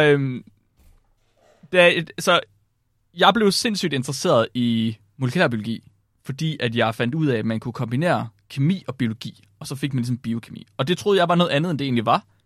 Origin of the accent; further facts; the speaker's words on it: Herning area, West Jutland, Central Denmark Region, Denmark; moved away; also born or lived in Vildbjerg; jeg kommer fra, fra Herning, området